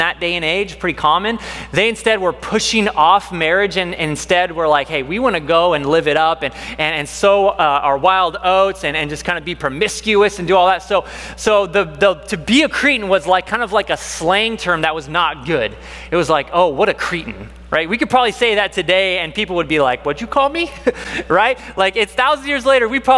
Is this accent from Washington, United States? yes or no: yes; Washington, United States; now in Texas, United States; I grew up in Washington